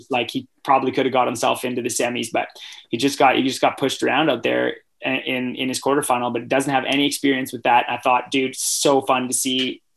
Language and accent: English; Canada; being a Canadian that loves hockey